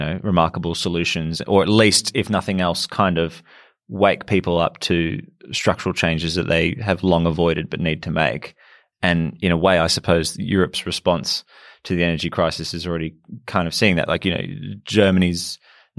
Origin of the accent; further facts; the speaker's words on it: Australia; as an Australian